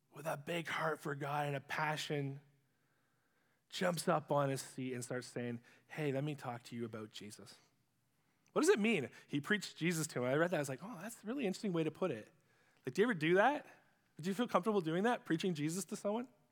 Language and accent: English; Ipperwash, Ontario, Canada; also born or lived in Sarnia; where I grew up in Ipperwash